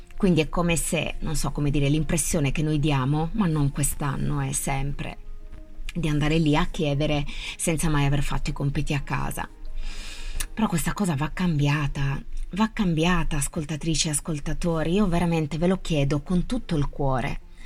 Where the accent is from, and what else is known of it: Italy